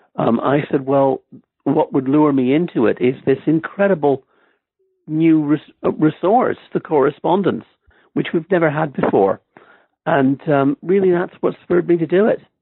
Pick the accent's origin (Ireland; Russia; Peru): Ireland; moved away as an adult; also born or lived in Stamford, Connecticut, United States; now in Oxford, United Kingdom; I grew up mostly in, in Ireland. I went to high school there